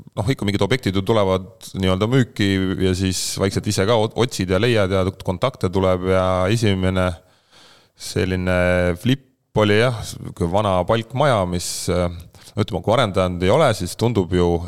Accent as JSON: {"language": "Estonian", "town": "Haapsalu", "region": "Lääne County", "country": "Estonia", "tie": "born or raised there", "also_born_or_lived": "Tallinn / United States / Nõo Parish", "said": "sündisin Tallinnas, elasin Haapsalus"}